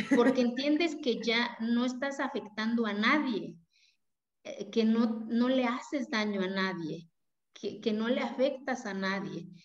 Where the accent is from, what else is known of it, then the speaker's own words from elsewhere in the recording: Mexico; first language Zapotec; Spanish is a second language; moved away; Yo vengo de una comunidad indígena de la cual me siento orgullosa